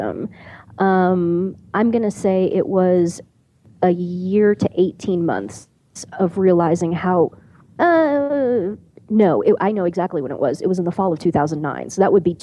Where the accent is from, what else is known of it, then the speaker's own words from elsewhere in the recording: Kansas City, United States; I grew up outside of Kansas City